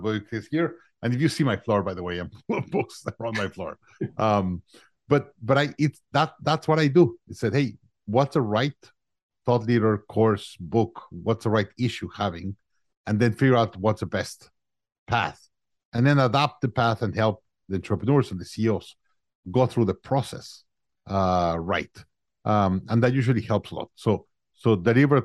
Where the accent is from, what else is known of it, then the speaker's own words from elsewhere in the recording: Mexico City, Mexico; moved away as an adult; also born or lived in Monterrey, Mexico; now in Austin, United States; I'm originally from Mexico. I was born in Mexico, in Monterrey, Mexico. I grew up in Mexico City.